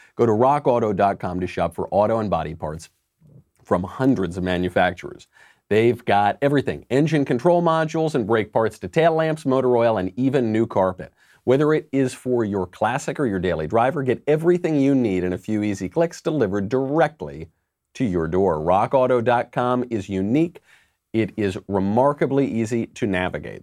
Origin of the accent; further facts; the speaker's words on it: New York, United States; I'm from New York